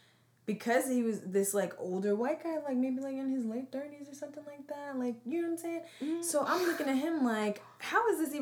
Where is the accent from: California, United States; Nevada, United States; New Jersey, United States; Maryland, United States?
New Jersey, United States; growing up in Central Jersey, we've been the only black person in the room.